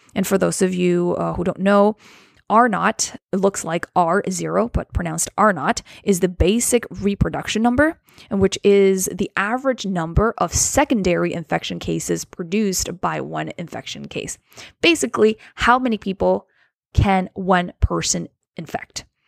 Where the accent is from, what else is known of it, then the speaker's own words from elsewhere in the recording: Wuxi, Jiangsu, China; my hometown in China is a city called Wuxi in Jiangsu Province